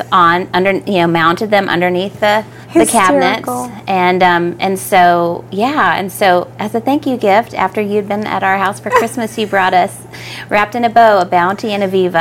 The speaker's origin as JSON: {"language": "English", "region": "Oklahoma", "country": "United States", "tie": "born or raised there", "moved": "yes", "said": "we grew up in Oklahoma"}